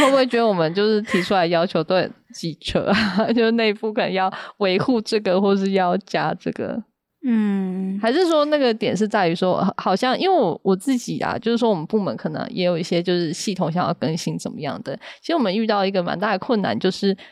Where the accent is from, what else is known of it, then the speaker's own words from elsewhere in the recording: Yunlin County, Taiwan; 因为我是云林人嘛，那所以说在乡下